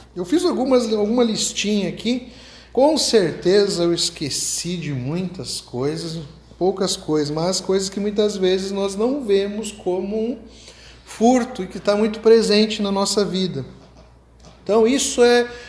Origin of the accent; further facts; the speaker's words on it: Rio Grande do Sul, Brazil; accent: gaúcho; moved away; also born or lived in Rio de Janeiro; eu tenho sotaque gaúcho, eu morava lá já